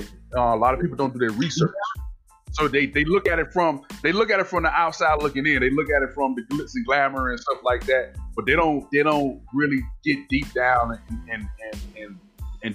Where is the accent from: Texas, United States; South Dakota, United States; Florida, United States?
Florida, United States; Miami; also born or lived in Savannah, Georgia; when I moved back from Savannah to Miami, back home to Miami